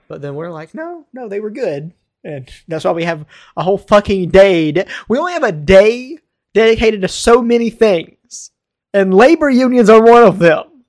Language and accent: English; Baltimore, Maryland, United States; I'm from Baltimore